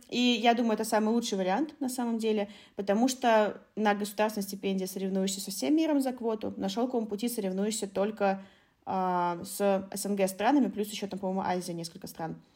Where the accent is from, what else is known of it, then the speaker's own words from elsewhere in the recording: Khabarovsk, Khabarovsk Krai, Russia; moved away; also born or lived in China; в маленьком Хабаровске, да, откуда я родом